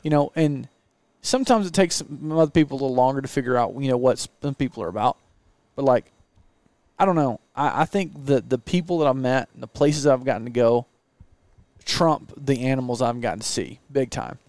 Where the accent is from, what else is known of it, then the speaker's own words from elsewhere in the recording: Southeast, United States; moved away; I grew up in the Southeast